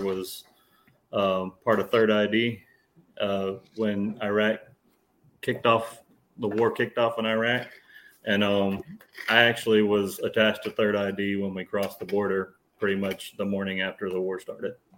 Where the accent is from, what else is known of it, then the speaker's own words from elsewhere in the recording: South Louisiana, United States; South Louisiana